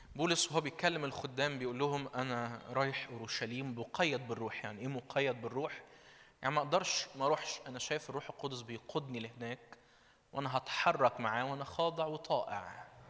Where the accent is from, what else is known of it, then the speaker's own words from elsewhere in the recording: Minya, Minya Governorate, Egypt; من المنيا